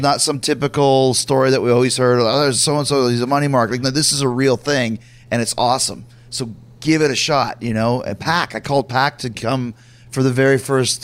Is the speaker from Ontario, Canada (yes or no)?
no; Winnipeg, Manitoba, Canada; also born or lived in United States; I'm from Winnipeg as well